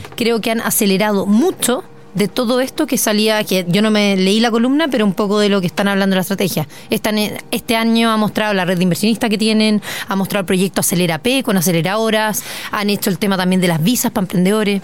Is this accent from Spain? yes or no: no; Chile; como chilena